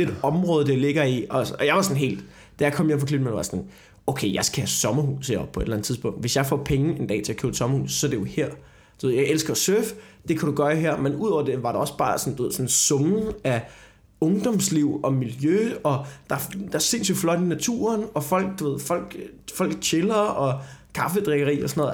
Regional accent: Copenhagen, Capital Region of Denmark, Denmark; jeg er en arrogant københavner

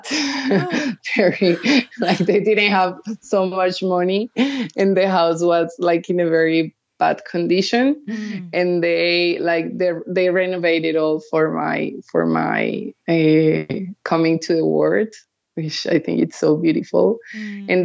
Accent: Cali, Valle del Cauca, Colombia; I went to art school in Bogota. So I grew up in Cali. Then I came back to Bogota when I was 18 and I studied visual arts

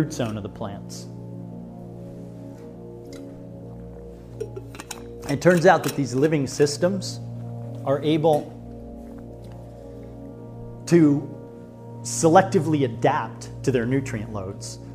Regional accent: United States; as American people

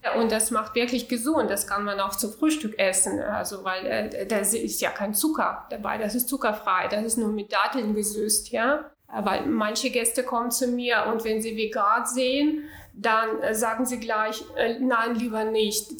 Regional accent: Urals, Russia; German is a second language; moved away as an adult; now in Hamburg, Germany; ich bin in Russland, äh, in äh, ganz kleine Provinz, ganz kleine Stadt geboren, in Ural, das ist in der Nähe von Sibirien

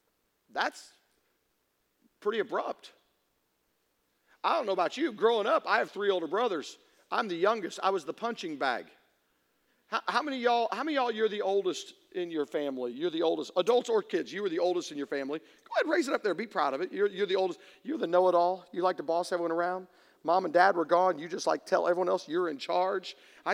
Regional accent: Tennessee, United States; I'm from Tennessee.

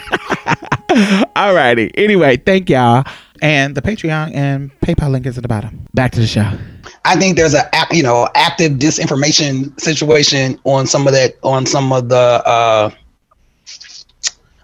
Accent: Wisconsin, United States; I'm from Wisconsin

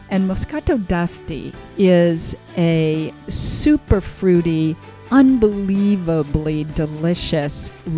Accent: Ireland; I'm Irish, but I don't know. Italy has Ireland beat left and right when it comes to food and wine traditions.

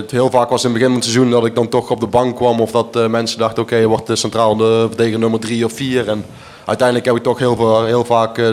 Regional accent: Flanders, Belgium; En ik, eh, ik ben toch echt een Belg.

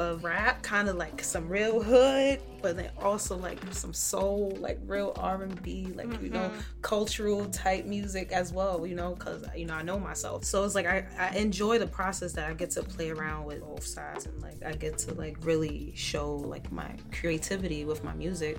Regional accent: New York City, New York, United States; Growing up in Harlem

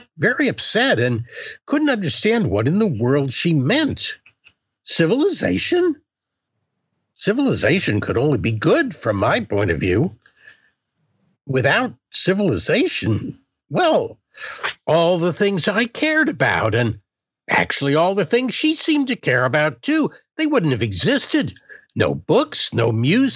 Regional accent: United States; I grew up in a bourgeois way, as an American middle class, or if you want to be mean about it, upper middle class person

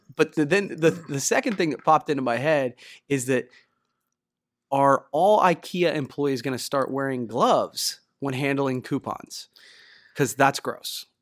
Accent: Ohio, United States; I'm from Ohio, the Midwest, and so much more humidity

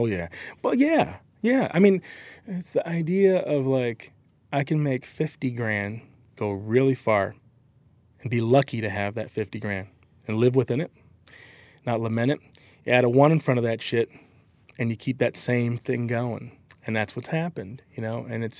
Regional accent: Michigan, United States; I'm from Michigan. From Lake Michigan, you know

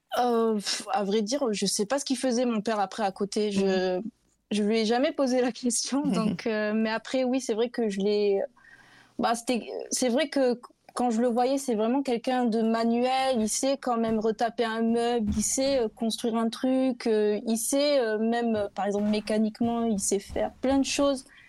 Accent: Bordeaux, Nouvelle-Aquitaine, France; je suis bordelaise

